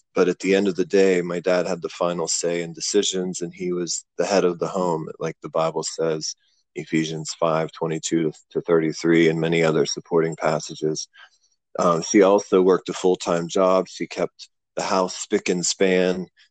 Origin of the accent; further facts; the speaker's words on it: Clearfield, Pennsylvania, United States; moved away as an adult; also born or lived in Pittsburgh, Pennsylvania; now in Cambodia; I grew up in a small town called Clearfield on Interstate 80, about two and a half hours from Pittsburgh